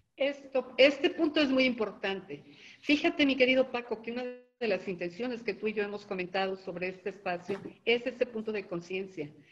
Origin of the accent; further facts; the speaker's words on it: Mexico; nosotros como mexicanos